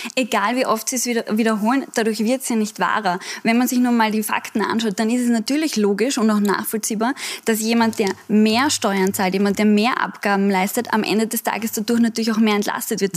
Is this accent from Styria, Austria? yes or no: no; Vienna, Austria; wir sind ja eigentlich Wiener Kollegen